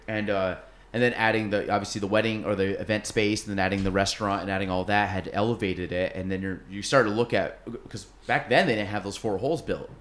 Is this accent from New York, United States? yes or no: yes; Chase City, New York, United States; also born or lived in Plattsburgh, New York; I grew up in Chase City, went to Plattsburgh State, and then I live in Morrisonville now.